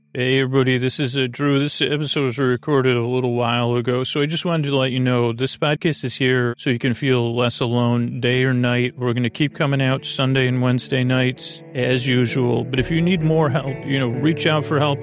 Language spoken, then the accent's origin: English; Long Island, New York, United States; accent: Long Island; my Long Island accent